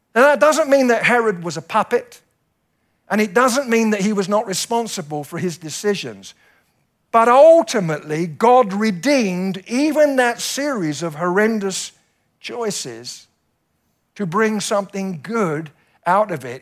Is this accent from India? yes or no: no; United Kingdom; we British people